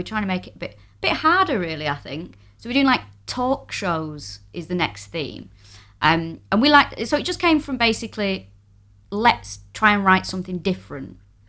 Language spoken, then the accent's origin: English; Manchester, North West England, United Kingdom; moved away as an adult; now in London, United Kingdom; So, I am from Manchester.